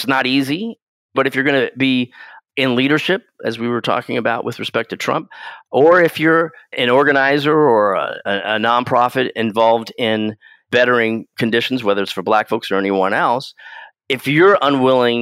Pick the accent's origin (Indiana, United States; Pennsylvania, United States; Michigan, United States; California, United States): California, United States; Seaside; also born or lived in San Francisco, California; I was born in San Francisco, adopted basically from birth, and grew up in Seaside, California, which is just on the edge of Monterey, California.